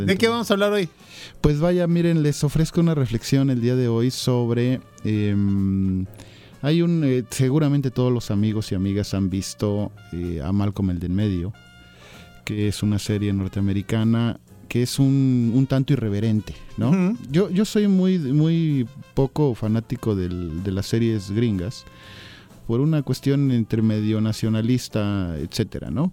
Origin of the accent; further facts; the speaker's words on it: Mexico; como hispanoamericanos, como mexicanos